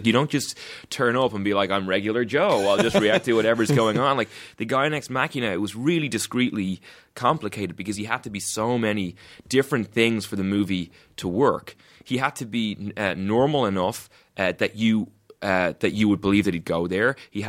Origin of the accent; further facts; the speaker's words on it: Ireland; just because I'm from Ireland doesn't mean I've been in the fucking UK either.